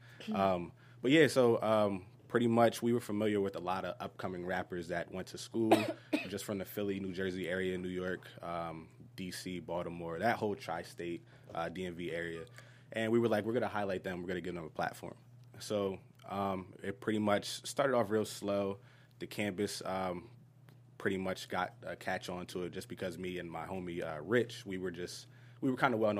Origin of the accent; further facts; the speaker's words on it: Germany; born there; And I was born in Germany, so it's the Welsh spelling of ….